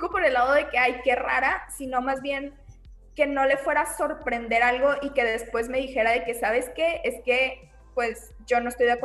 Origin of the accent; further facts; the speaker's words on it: Monterrey, Nuevo León, Mexico; soy regia, soy pedagoga.